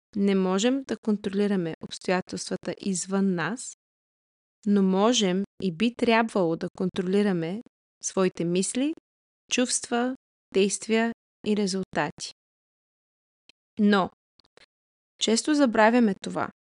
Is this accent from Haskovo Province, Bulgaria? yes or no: no; Varna, Varna Province, Bulgaria; moved away; also born or lived in Canada; Родом съм от Варна, но съм прекарала по-голямата част от съзнателният си живот в Канада.